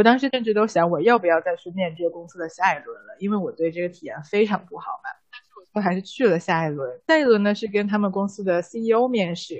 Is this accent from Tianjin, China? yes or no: yes; Tianjin, China; moved away as an adult; now in United States; 我小时候在天津电视台十二频道当小 当主持人的经历